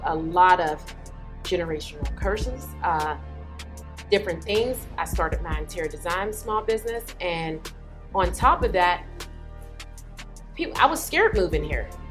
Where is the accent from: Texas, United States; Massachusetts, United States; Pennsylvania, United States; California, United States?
Pennsylvania, United States; Pittsburgh; now in Atlanta, United States; I'm from Pittsburgh, Pennsylvania.